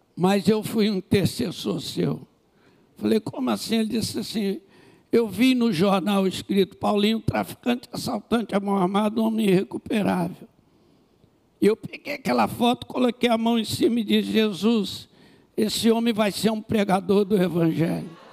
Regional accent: Rio de Janeiro, Brazil; eu sou do Rio de Janeiro, no Brasil.

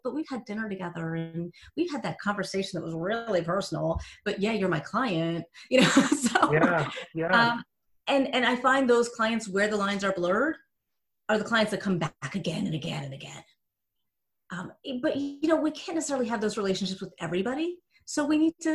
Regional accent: New Jersey, United States; I'm from Jersey.

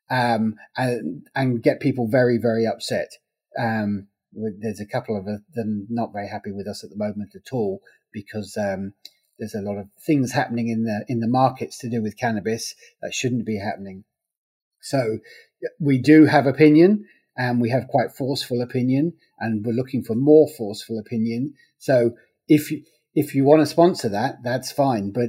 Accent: England, United Kingdom; Okay, well, uh, I'm English. I grew up in the 1970s

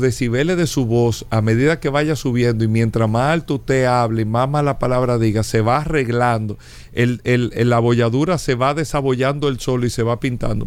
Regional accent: Dominican Republic; nosotros todos eh, como dominicanos

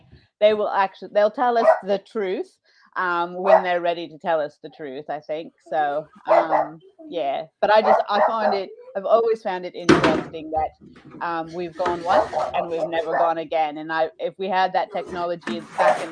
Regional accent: Washington, United States; moved away as an adult; now in Australia; I'm originally from the Pacific Northwest, so Washington State

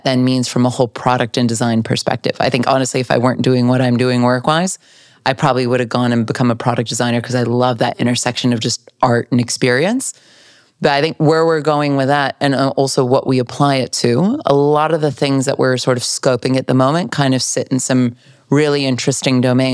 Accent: California, United States; I'm here smiling as a Californian.

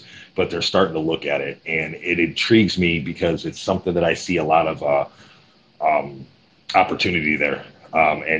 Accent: Cleveland, Ohio, United States; I'm from Cleveland, Ohio.

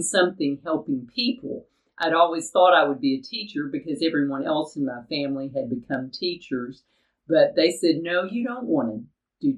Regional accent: Chattanooga, Tennessee, United States; I grew up in Chattanooga, Tennessee

